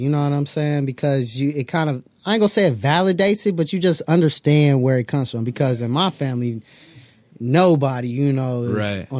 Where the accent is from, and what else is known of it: Inglewood, California, United States; born or raised there; also born or lived in Palms, Los Angeles